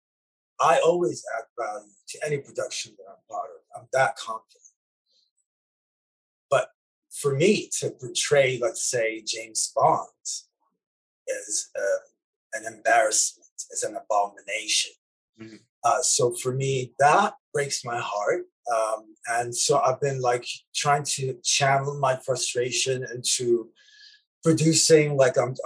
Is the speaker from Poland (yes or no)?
no; Lebanon; moved away; me growing up in Lebanon in the 80s